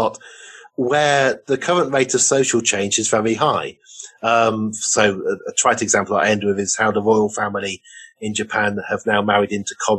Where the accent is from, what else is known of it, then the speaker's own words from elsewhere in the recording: Oxford, South East England, United Kingdom; I grew up in Oxford.